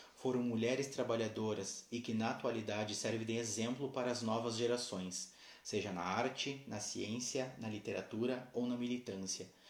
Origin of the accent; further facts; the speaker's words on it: Santana do Livramento, Rio Grande do Sul, Brazil; Sou da cidade de Santana do Livramento, Rio Grande do Sul